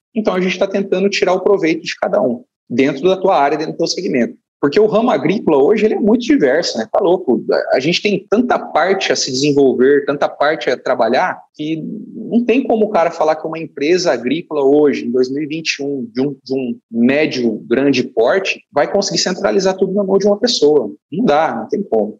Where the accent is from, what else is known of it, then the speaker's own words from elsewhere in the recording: Deciolândia, near Tangará da Serra, Mato Grosso, Brazil; also born or lived in São Paulo / Campo Novo do Parecis / Vale do Araguaia; Depois a gente migrou para uma região ali muito saudosa ali de perto de Tangará, na região de Desciolândia, onde eu fiquei ali até os os 10, 12 anos de idade